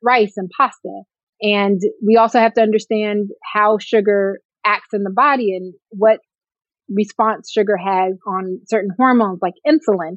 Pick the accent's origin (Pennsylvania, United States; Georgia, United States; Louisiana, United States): Georgia, United States; Atlanta; also born or lived in California / Ohio / Oakland, California; I'm from California, but I grew up here in Atlanta